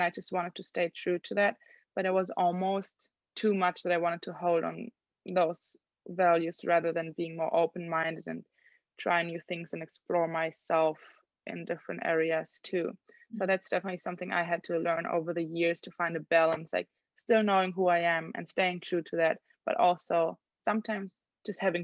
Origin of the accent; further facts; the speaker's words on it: Germany; first language German; English is a second language; moved away as an adult; now in Los Angeles, United States; I'm from Germany